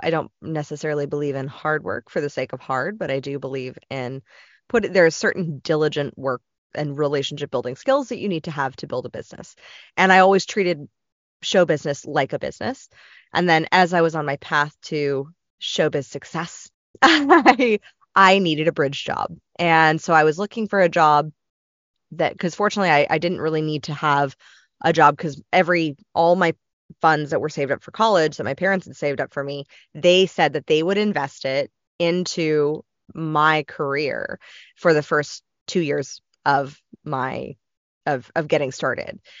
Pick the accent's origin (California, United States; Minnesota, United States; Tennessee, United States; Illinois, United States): California, United States; Los Angeles; growing up in Los Angeles